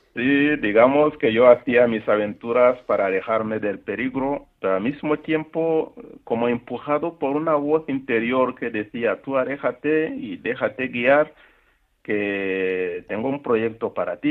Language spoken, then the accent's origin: Spanish; Rwanda; moved away as an adult; also born or lived in Central African Republic; nací en Ruanda, en, el norte de la capital de Kigali, y una infancia normal, en un país tranquilo